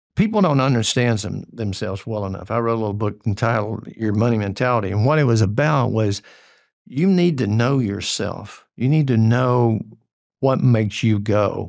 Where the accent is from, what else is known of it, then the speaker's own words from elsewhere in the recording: Georgia-North Carolina border, United States; moved away; I grew up on the Georgia-North Carolina border, and it's, it was red dirt hillbillies, is what we were.